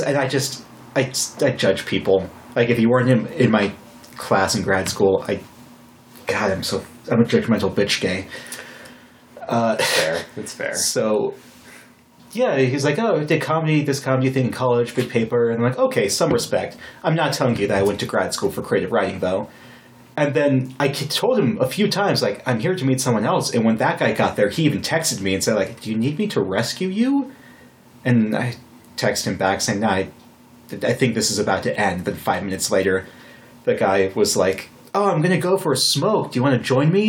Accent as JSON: {"language": "English", "region": "Wyoming", "country": "United States", "tie": "born or raised there", "also_born_or_lived": "Fargo, North Dakota", "said": "I was born in North Dakota, but I grew up in Wyoming."}